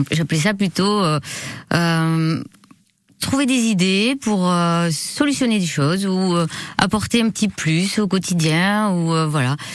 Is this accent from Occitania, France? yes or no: yes; Bagnères-de-Bigorre, Occitania, France; now in Biarritz, France; bannière de Bigorre.